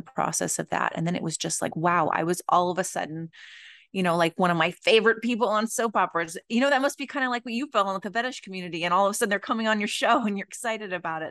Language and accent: English; Los Angeles, California, United States; I grew up in the Los Angeles area